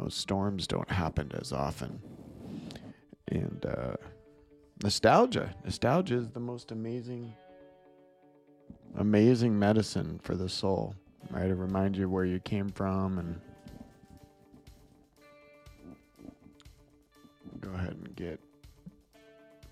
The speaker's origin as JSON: {"language": "English", "region": "Midwest", "country": "United States", "tie": "born or raised there", "moved": "yes", "said": "I grew up in the Midwest"}